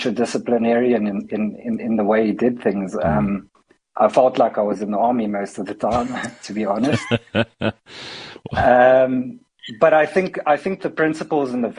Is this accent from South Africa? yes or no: yes; Cape Town, Western Cape, South Africa; I grew up in Cape Town.